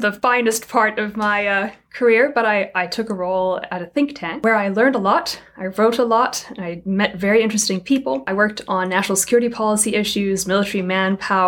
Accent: South Africa; moved away as an adult; now in United States; I was born and raised in South Africa

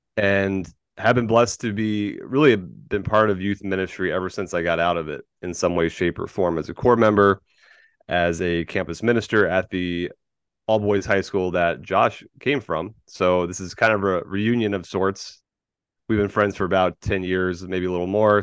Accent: Tampa, Florida, United States; moved away as an adult; also born or lived in California; I am a Florida man. born and raised in Tampa Bay.

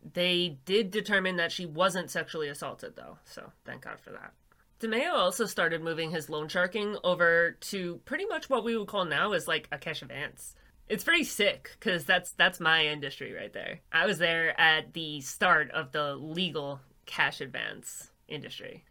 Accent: New York, United States; I'm a girl from New York

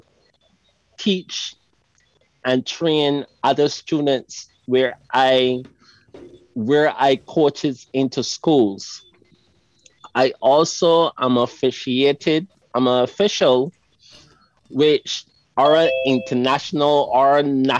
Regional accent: Barbados; I'm from Barbados

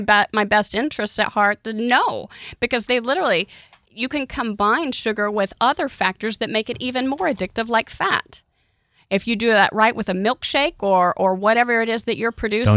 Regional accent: Oklahoma, United States; I grew up in Oklahoma

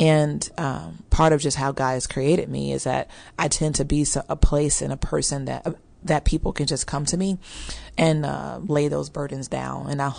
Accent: Chicago, Illinois, United States; moved away as an adult; now in Dallas, United States; And I'm originally from Chicago, so I'm a Midwest girl as well. I moved here 12 years ago to pursue Dallas Seminary, and honestly, just my dreams took off from there.

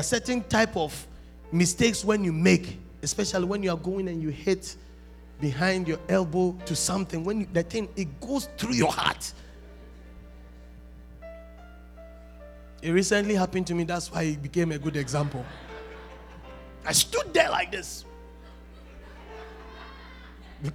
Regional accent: Ghana; I'm a Ghanaian

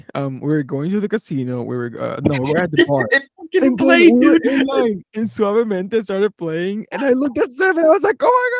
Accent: Philadelphia, Pennsylvania, United States; we are both from Philadelphia.

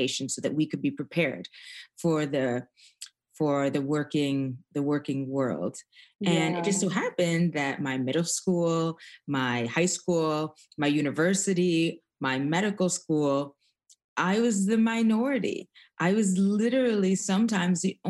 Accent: Toronto, Ontario, Canada; I was born in Toronto, Canada, as a second generation immigrant

